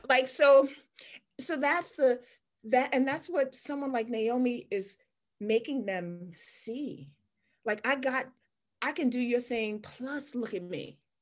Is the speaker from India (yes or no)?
no; Washington, District of Columbia, United States; I grew up in Chocolate City. I grew up in Washington D.C. in the 70s